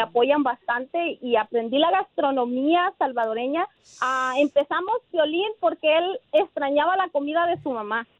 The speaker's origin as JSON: {"language": "Spanish", "region": "Nayarit", "country": "Mexico", "moved": "yes", "lives_now": "Portland, United States", "said": "yo soy de Nayarit, como ya lo dijiste. Llego aquí a Portland, Oregon en 1999."}